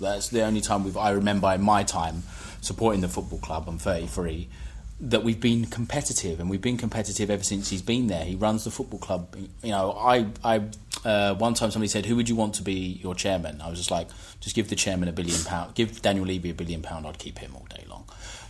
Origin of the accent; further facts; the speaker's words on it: England, United Kingdom; I'm English.